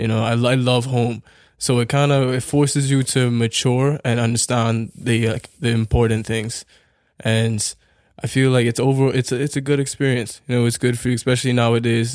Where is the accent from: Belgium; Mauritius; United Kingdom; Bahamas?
Bahamas; now in Canada; we are from the Bahamas where the opportunities are limited.